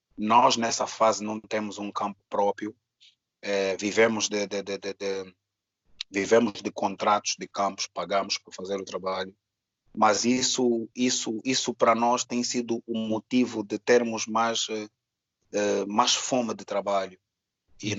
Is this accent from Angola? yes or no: yes; Angola; Eu sou angolano